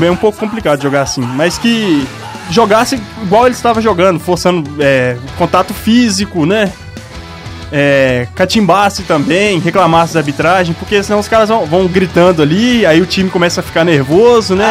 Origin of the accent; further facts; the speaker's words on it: Belo Horizonte, Minas Gerais, Brazil; Eu nasci em Venda Nova